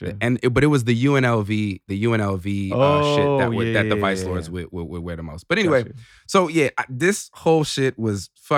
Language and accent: English; Chicago, Illinois, United States; And it takes me back to being a young kid growing up in Chicago, you know?